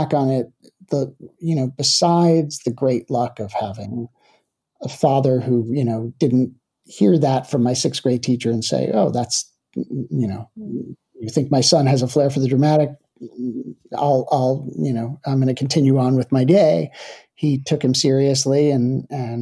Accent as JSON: {"language": "English", "town": "Livingston", "region": "New Jersey", "country": "United States", "tie": "born or raised there", "said": "I was born and raised in New Jersey, and Livingston, New Jersey was my hometown, is my hometown"}